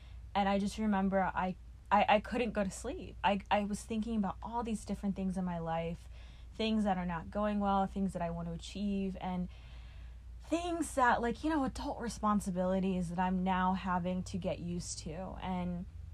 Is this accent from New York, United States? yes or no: yes; New York City, New York, United States; moved away; growing up in Brooklyn, it was mostly apartments pretty much all of my life